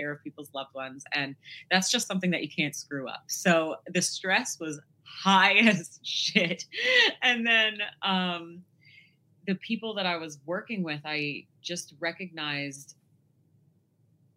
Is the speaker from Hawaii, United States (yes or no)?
no; New York, United States; I am 32. I have yet to grow up and I'm from New York.